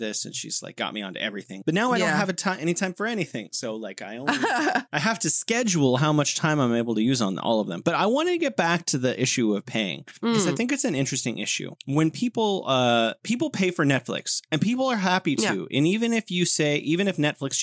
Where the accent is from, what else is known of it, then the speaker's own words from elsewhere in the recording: United States; I'm an American and I'm middle class